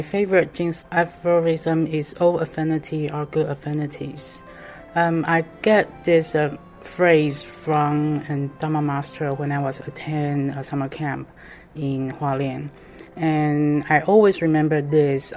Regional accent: New York, United States; I am from Ridgewood, New York.

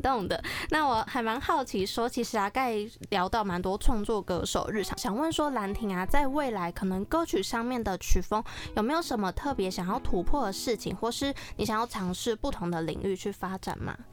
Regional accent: Taiwan; 台语对我来说呢，我觉得既熟悉又陌生，但我觉得身为台湾人，台语是必须的

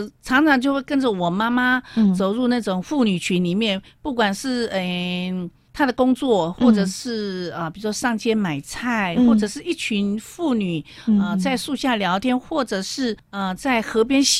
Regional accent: Jiufen, New Taipei, Taiwan; 我在一个九份那个矿工的家庭长大。

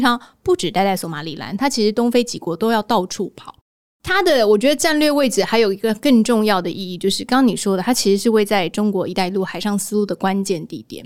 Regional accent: Taiwan; 来自于蔬果天堂的台湾的我

